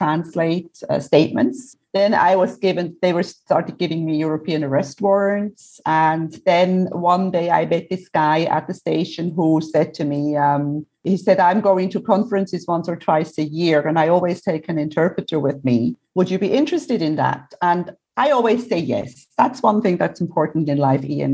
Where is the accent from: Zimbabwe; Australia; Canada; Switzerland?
Switzerland; now in Cyprus; I'm originally from Switzerland. I love Switzerland. I love Switzerland because it's my home